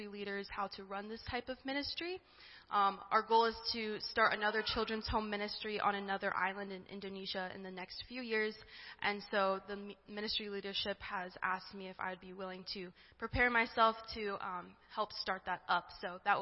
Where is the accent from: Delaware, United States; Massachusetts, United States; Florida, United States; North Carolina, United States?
Delaware, United States; I am from Delaware.